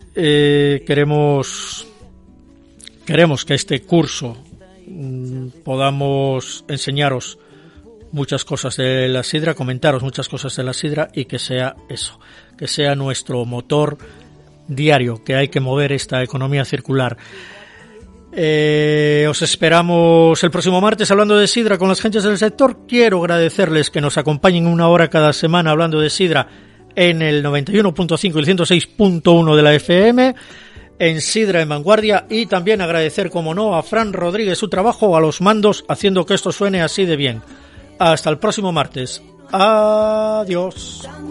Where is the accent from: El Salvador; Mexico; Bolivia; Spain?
Spain; Luanco, Asturias; Yo soy asturiano y soy de Luanco